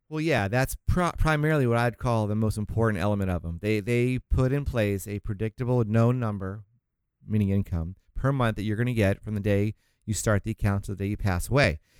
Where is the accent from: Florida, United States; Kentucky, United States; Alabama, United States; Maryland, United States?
Florida, United States; now in Orange County, California, United States; I'm from Florida originally